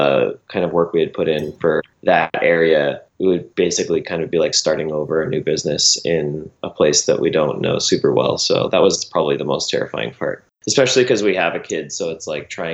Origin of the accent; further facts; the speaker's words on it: Maine, United States; moved away as an adult; also born or lived in Massachusetts; now in Chicago, United States; I was born in Massachusetts, and then my family moved to Maine when I was pretty young.